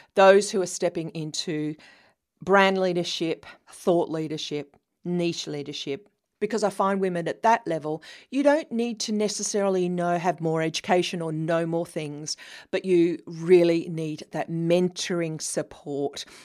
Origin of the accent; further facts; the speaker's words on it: New South Wales, Australia; accent: Australian; also born or lived in London, United Kingdom / Sydney, Australia; I was born in the 60s in a little New South Wales, Australia country town, uh, about four hours' drive from Sydney